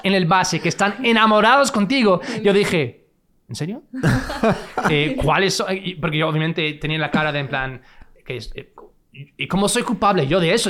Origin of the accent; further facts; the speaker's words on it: Fresno, California, United States; Spanish is a second language; moved away as an adult; also born or lived in Los Angeles; Yo soy de California